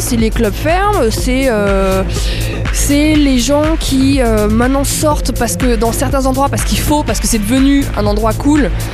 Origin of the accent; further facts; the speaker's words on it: France; moved away as an adult; now in Berlin, Germany; Ça fait 10 ans que j'habite plus en France.